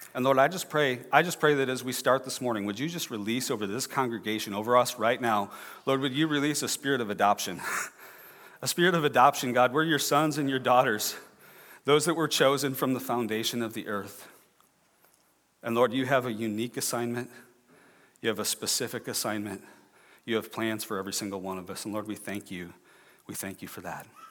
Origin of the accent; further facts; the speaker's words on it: Clear Lake, Iowa, United States; I'm from, uh, north central Iowa, I'm from Clear Lake